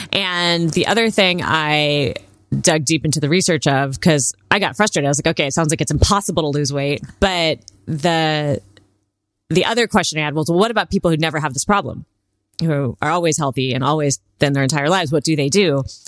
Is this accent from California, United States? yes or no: yes; California, United States; Well, I grew up, I might date myself here, but I grew up in Southern California when Baywatch was really popular.